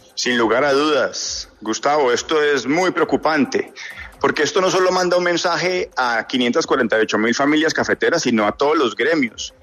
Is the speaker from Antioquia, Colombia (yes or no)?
no; Huila, Colombia; Yo soy un cafetero huilense